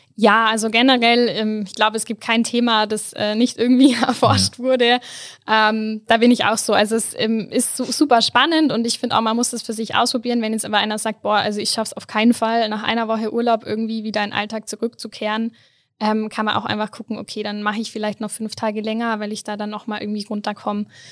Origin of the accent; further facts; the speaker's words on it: Allgäu, Bavaria, Germany; moved away as an adult; now in Innsbruck, Austria; komme ursprünglich ähm, aus dem Allgäu, ähm, bin in den Bergen äh, quasi groß geworden